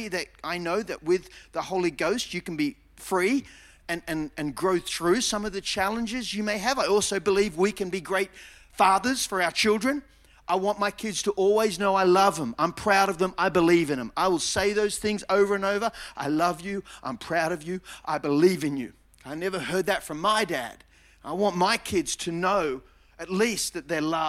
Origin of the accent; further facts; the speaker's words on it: Mona Vale, New South Wales, Australia; I grew up in Mona Vale, born at Manly Hospital